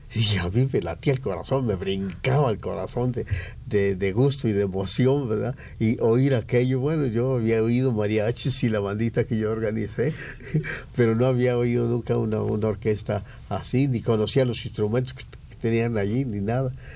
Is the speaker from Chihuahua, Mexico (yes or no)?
no; San Gabriel, Jalisco, Mexico; moved away as an adult; now in Mexico City, Mexico; soy de San Gabriel, Jalisco, un pueblo que está allá en la sierra.